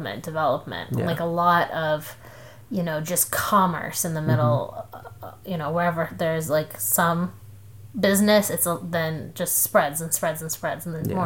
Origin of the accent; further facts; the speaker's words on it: Columbus, Ohio, United States; now in Houston, United States; the neighborhood that I grew up in Columbus